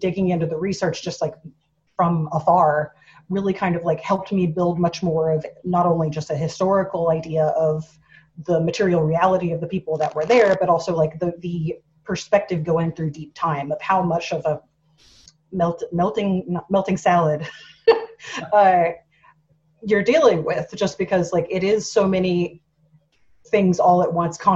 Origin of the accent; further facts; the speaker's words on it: Texas, United States; moved away as an adult; now in California, United States; I grew up in Texas, moved to California to do, like I said, video game concept